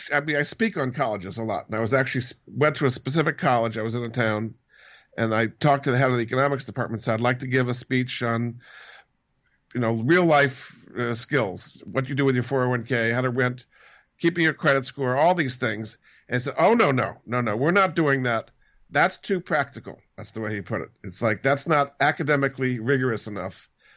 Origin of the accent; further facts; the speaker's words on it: Rhode Island, United States; I grew up in Rhode Island, went to Moses Brown School, went to Amherst College